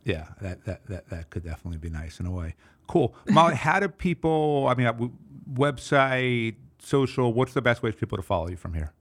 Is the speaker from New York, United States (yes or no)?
yes; New York City, New York, United States; I'm a New Yorker